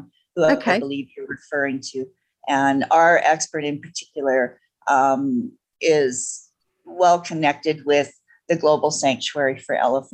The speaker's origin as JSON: {"language": "English", "town": "Edmonton", "region": "Alberta", "country": "Canada", "said": "I was from Edmonton"}